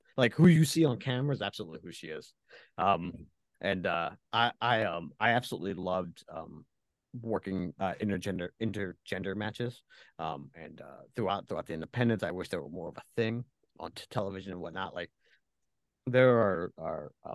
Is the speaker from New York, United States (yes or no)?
no; Philadelphia, Pennsylvania, United States; growing up in the Philadelphia area